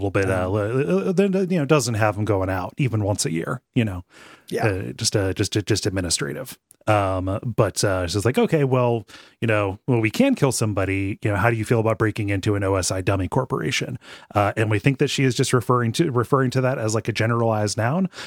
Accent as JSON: {"language": "English", "region": "England", "country": "United Kingdom", "said": "it's a, it's English. I'm English, but I had my, my wife. She was half Italian."}